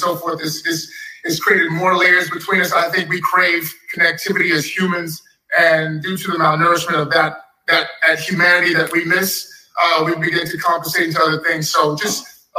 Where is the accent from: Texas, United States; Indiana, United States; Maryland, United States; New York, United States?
Texas, United States; Dallas; growing up in Texas, Dallas